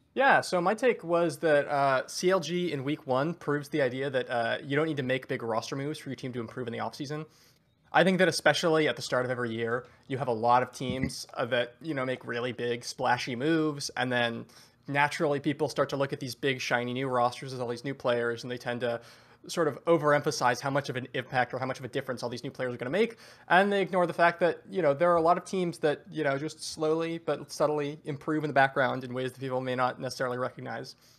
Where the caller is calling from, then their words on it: Seattle, Washington, United States; I am calling from beautiful Seattle, Washington